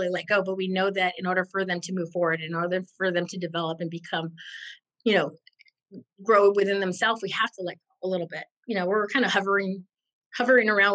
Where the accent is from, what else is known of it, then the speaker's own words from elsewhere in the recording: California, United States; I'm from California